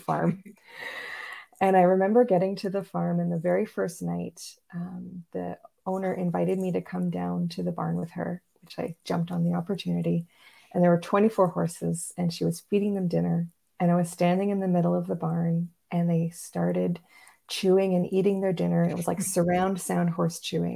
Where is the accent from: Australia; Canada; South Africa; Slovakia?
Canada; Montreal, Quebec; now in Northern Ontario, Canada; I grew up in Montreal